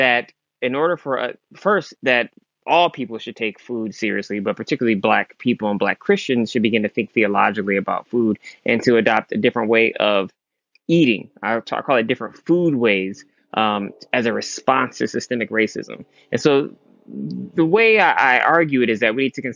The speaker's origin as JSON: {"language": "English", "region": "Michigan", "country": "United States", "tie": "born or raised there", "said": "he left the South and moved to Michigan, and that's where I was born"}